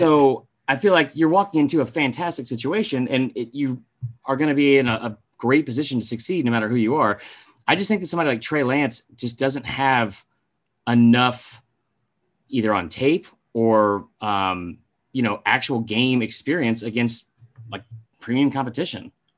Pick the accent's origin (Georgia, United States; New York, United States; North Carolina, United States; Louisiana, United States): Georgia, United States; Atlanta; We're both from Atlanta